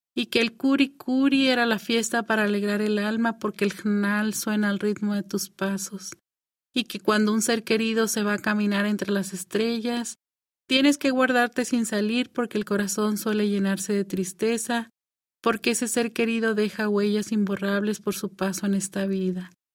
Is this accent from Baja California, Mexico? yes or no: yes; Baja California, Mexico; nos adecuamos a las leyes mexicanas porque estamos en México, pero dentro de nuestro pueblo somos una nación